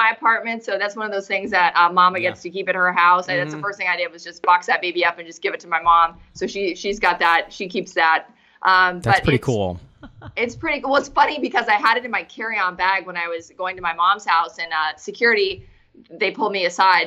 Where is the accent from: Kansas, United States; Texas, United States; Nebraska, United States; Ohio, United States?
Nebraska, United States; Bellevue; moved away; I'm from Bellevue, so somewhat of a small town.